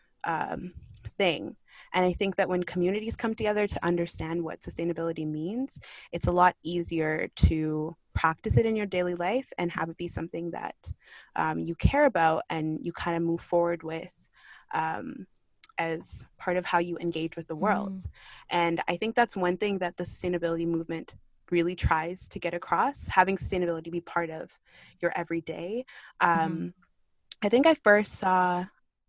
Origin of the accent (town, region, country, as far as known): Kitchener, Ontario, Canada; born or raised there; also born or lived in Kingston, Jamaica / Markham, Canada